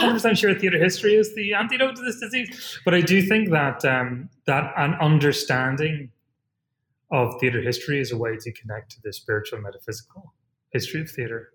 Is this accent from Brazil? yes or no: no; Ireland; moved away; as an Irish person